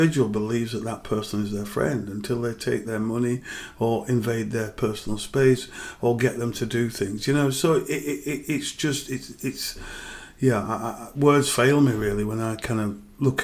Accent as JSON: {"language": "English", "town": "Bradford", "region": "Yorkshire and the Humber", "country": "United Kingdom", "tie": "born or raised there", "said": "I grew up in and around Manningham."}